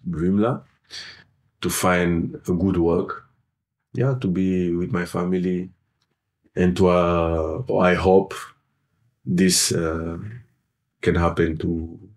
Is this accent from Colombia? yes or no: no; Senegal; English is a second language; of course, I'm originally from Senegal